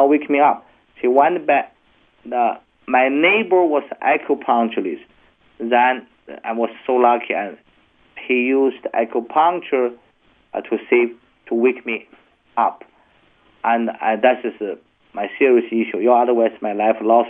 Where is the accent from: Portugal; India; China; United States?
China; my great parents were such poor people in China, in the mountain, and I grew up also